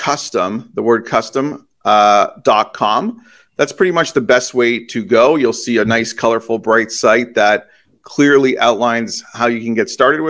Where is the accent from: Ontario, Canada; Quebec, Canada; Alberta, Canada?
Ontario, Canada; Toronto; moved away; I grew up in Toronto and I moved after